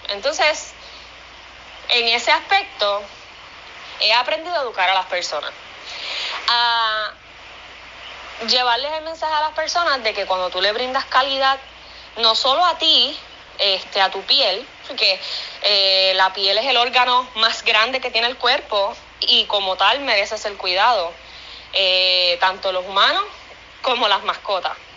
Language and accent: Spanish; Puerto Rico; somos boricuas emprendiendo y haciendo todo con el sudor de nuestra frente